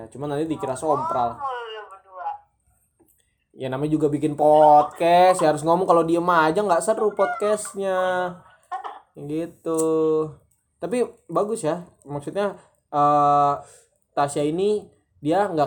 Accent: Tangerang, Banten, Indonesia; Tapi di kampung gue juga eh di kampung gue di Tangerang juga bayi-bayi di itu masih dipakein kayak gitu.

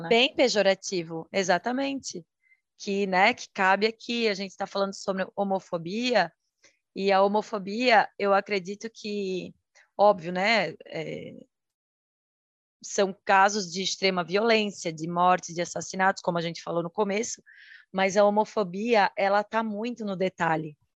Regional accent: Santa Catarina, Brazil; sou de Santa Catarina

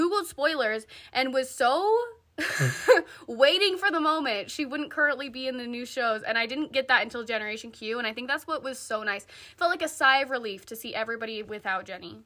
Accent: Utah, United States; growing up in Utah

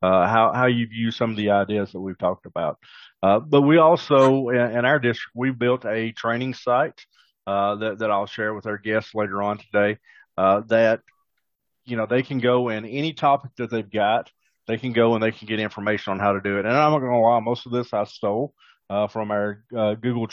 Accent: the South, United States; accent: Southern twang; I'm from the South, so obviously we've got a Southern twang on it there that nobody else would have

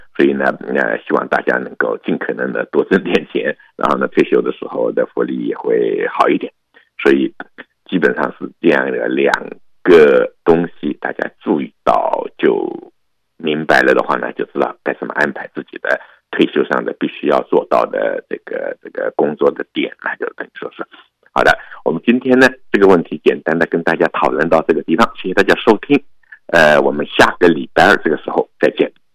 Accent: China; 我们中国人

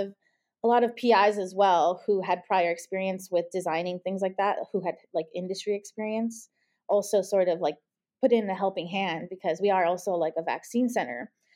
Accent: Los Angeles, California, United States; moved away as an adult; also born or lived in Ohio; now in Cincinnati, United States; I'm originally from Los Angeles, California

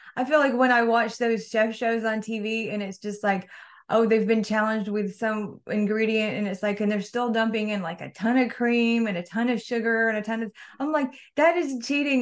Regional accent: Mississippi, United States; moved away; from the South, from Mississippi

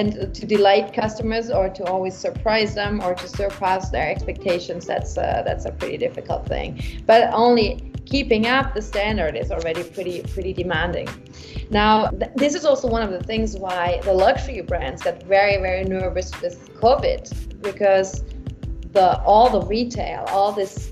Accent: Munich, Bavaria, Germany; I'm a local girl, like I am from Munich

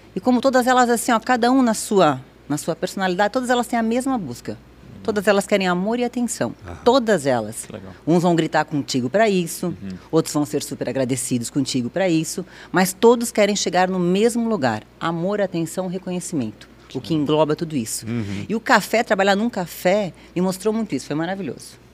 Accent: Blumenau, Santa Catarina, Brazil; Eu nasci aqui em Blumenau, minha mãe é de cidade de Sombrio

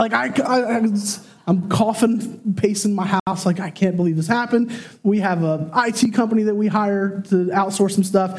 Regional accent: Chester County, Pennsylvania, United States; We grew up in Chester County.

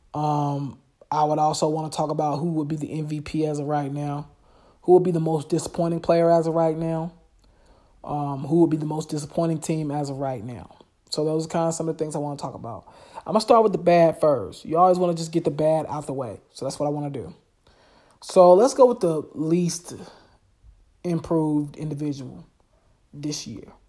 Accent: Charlotte, North Carolina, United States; I'm from Charlotte. I know everybody in Charlotte, basically

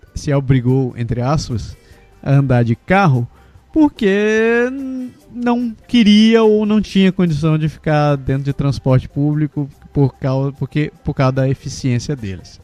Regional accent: Belém, Pará, Brazil; moved away; also born or lived in Curitiba; Eu sou de Belém, mas eu morei uns 15 anos em Curitiba

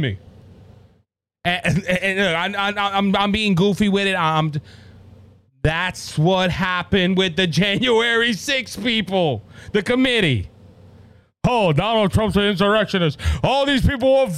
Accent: Cajun, Louisiana, United States; I'm Cajun and people look down on me because I'm Cajun and they think I talk funny

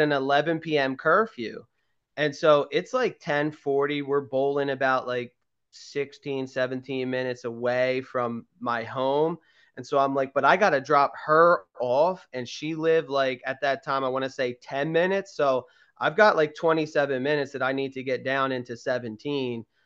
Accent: Garnet Valley, Pennsylvania, United States; where I grew up in Garnet Valley

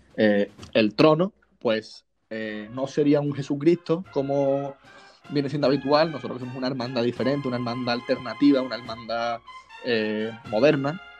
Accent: San Pedro de Alcántara, Andalusia, Spain; es nuestro patrón del pueblo y porque yo adoro mi pueblo, San Pedro de Alcántara

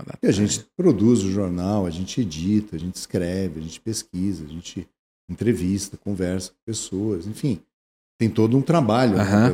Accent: Porto Alegre, Rio Grande do Sul, Brazil; eu nasci em Porto Alegre

